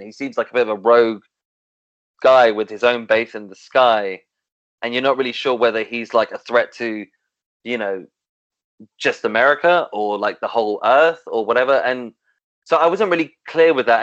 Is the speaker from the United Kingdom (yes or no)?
yes; London, United Kingdom; as a Londoner